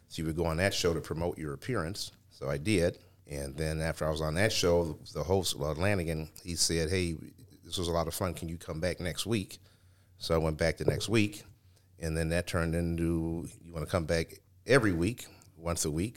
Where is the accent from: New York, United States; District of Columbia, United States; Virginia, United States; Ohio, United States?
Ohio, United States; Cleveland; I grew up in the Glenville area